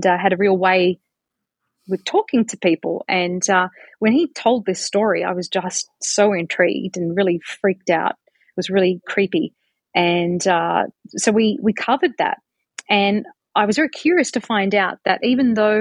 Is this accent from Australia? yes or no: yes; Australia; moved away; here I am coming from Australia